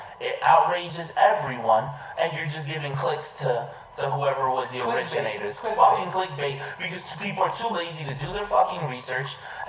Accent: Elizabeth, New Jersey, United States; also born or lived in Linden, New Jersey; I grew up in Elizabeth, so before I moved to Linden

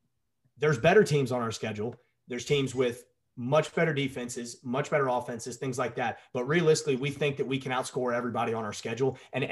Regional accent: Nashville, Tennessee, United States; even growing up in Nashville

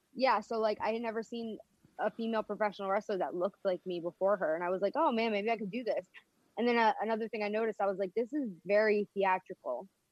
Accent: Philadelphia, Pennsylvania, United States; I'm from Philadelphia

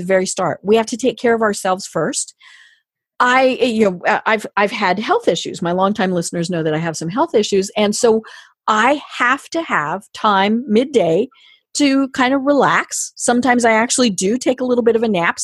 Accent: Colorado, United States; I'm from Colorado

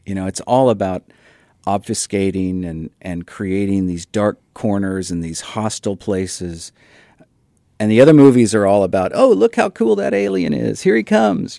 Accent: Dodge City, Kansas, United States; I was born in Dodge City, Kansas, where the wind never stops.

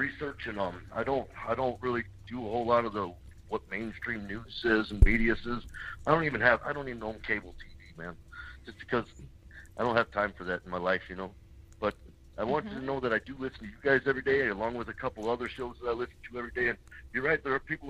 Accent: Arizona, United States; This is …. I'm from Marinci, Arizona.

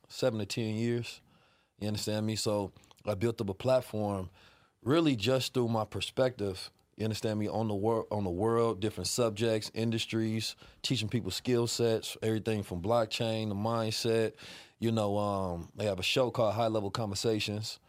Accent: Oakland, California, United States; also born or lived in St. Louis, Missouri; I was raised in Oakland

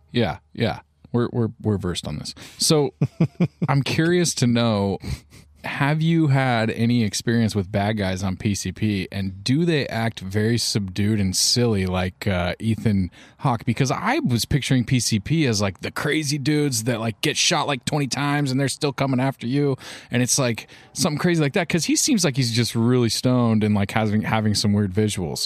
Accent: United States; as an American male young man

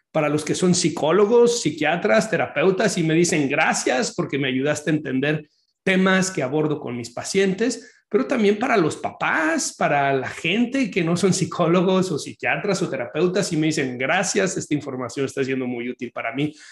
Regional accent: Mexico; los que somos de México

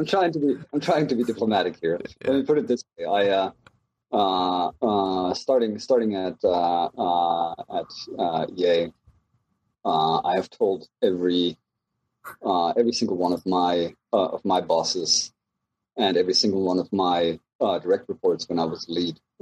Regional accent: Germany; moved away as an adult; also born or lived in Southern California; now in United States; I'm originally from Germany. I uh, came to the U.S. right around oh, must been 2000.

